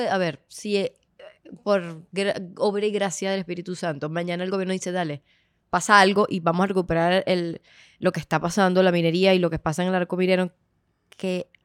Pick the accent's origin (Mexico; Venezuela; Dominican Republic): Venezuela; es mi tierra, ¿sabes? Al final, aquí nacimos